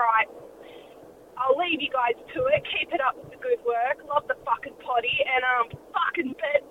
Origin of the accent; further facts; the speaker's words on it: Wagga Wagga / Tamworth, New South Wales, Australia; I'm from Wagga Wagga.